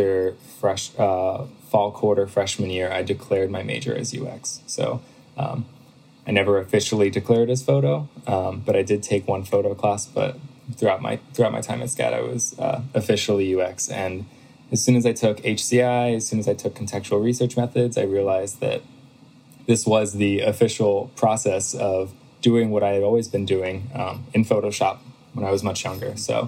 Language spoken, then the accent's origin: English; Pennsylvania, United States; I moved back home. So I'm from Pennsylvania